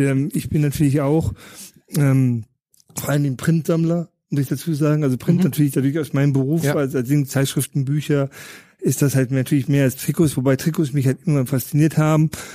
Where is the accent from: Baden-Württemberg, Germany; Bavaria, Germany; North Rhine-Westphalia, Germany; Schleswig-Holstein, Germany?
North Rhine-Westphalia, Germany; Paderborn; also born or lived in Düsseldorf area; now in Munich, Germany; im Düsseldorfer Raum geboren, in Paderborn aufgewachsen